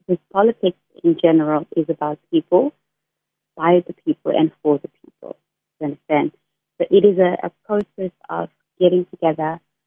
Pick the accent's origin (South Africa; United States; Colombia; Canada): South Africa; Eastern Cape; moved away as an adult; now in Cape Town, South Africa; I'm a South African woman. And I, somebody that comes from the Eastern Cape, I came to Cape Town to pursue my studies